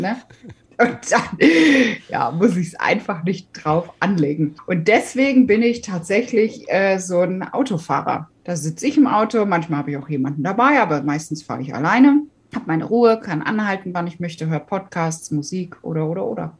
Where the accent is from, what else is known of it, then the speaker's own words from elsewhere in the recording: Katzenellenbogen, Rhineland-Palatinate, Germany; also born or lived in Wiesbaden / Taunusstein; kurz bevor ich dann in die Schule gekommen bin, sind meine Eltern raus aufs Land gezogen. Ja, in die Nähe der Ort, das kriegen immer ganz viele nicht auf die Kette. Und wenn man irgendwo was zum Ausfüllen hatte, hat der Platz auch nie gereicht. Das hieß Katzenellenbogen